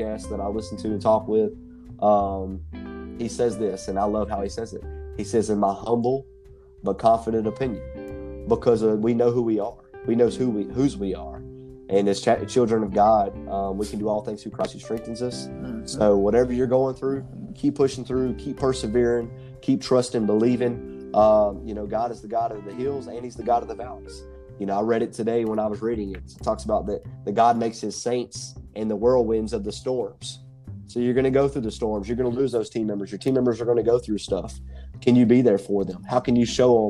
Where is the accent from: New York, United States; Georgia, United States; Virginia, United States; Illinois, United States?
Georgia, United States; McDonough; my hometown of McDonough